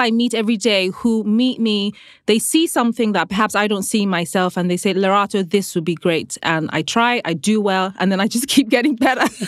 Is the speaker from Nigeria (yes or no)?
yes; Nigeria; growing up in Nigeria